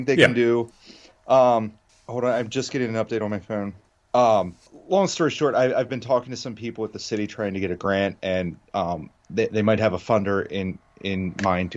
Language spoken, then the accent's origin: English; York, Pennsylvania, United States; I grew up in York